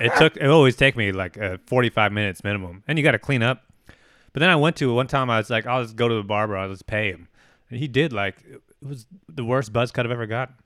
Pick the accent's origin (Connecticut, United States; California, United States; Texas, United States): California, United States; Albany; my, my hometown, Albany, California